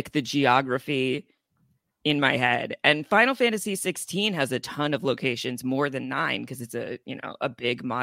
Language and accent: English; Chicago, Illinois, United States; I'm from the south side of Chicago